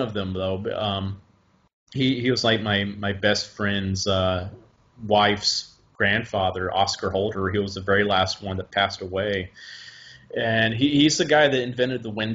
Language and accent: English; Huntsville, Alabama, United States; I grew up in Huntsville and all these German scientists, and I was around them, so I just picked it up naturally.